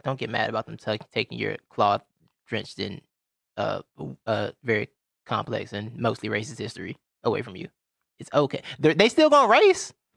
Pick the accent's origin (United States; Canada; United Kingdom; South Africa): United States; Georgia; Growing up in the South, I'm from Georgia